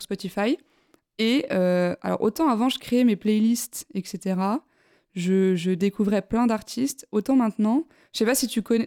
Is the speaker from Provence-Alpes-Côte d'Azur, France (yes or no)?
no; Besançon, Bourgogne-Franche-Comté, France; now in Lyon, France; je viens de Besançon, moi, à la base